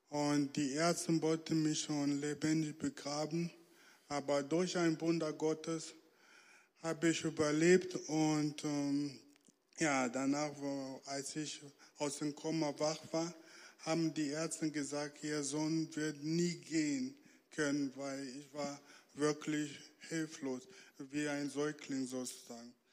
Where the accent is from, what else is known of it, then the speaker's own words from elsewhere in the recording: Angola; born there; Ja, genau. Ähm, ich bin in Angola geboren. Da war Bürgerkrieg